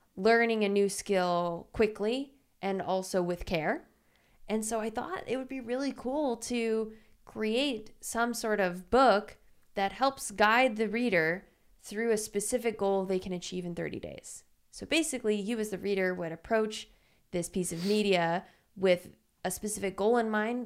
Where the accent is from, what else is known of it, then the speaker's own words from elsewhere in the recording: Louisiana, United States; now in Los Angeles, United States; I'm from Louisiana, which is super humid.